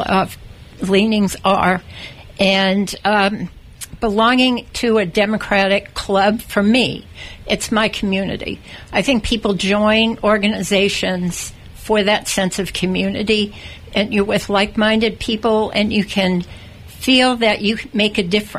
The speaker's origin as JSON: {"language": "English", "area": "just outside of Boston", "region": "Massachusetts", "country": "United States", "tie": "born or raised there", "moved": "as an adult", "lives_now": "California, United States", "said": "I was born and raised just outside of Boston in a Republican family"}